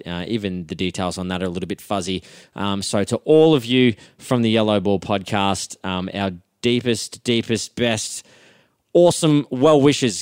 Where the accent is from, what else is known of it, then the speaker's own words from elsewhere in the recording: Footscray, Victoria, Australia; I'm born in Footscray